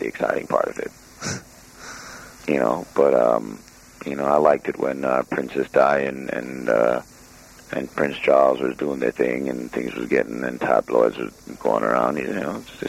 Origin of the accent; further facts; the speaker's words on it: Jamaica; I'm Jamaican